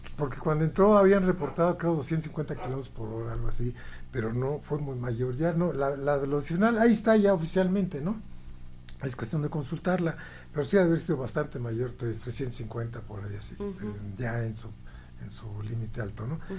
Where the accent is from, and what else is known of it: Mexico